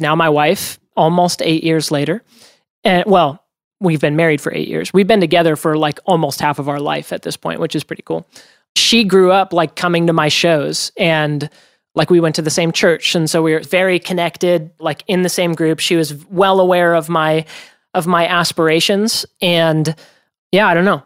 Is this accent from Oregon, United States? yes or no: yes; Oregon, United States; I grew up in Oregon